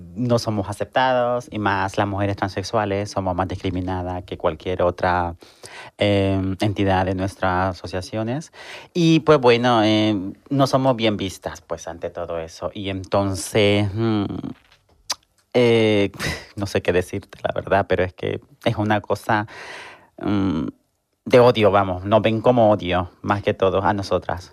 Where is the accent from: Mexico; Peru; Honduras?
Honduras; now in Seville, Spain